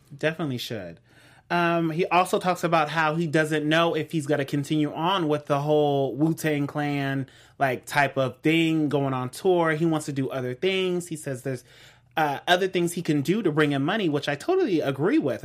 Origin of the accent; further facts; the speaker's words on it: West Coast, United States; I'm from the West